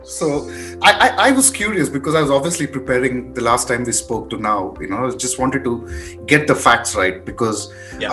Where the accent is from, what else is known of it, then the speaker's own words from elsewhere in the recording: India; also born or lived in Hyderabad / Bangalore; I'm from Hyderabad and Bangalore.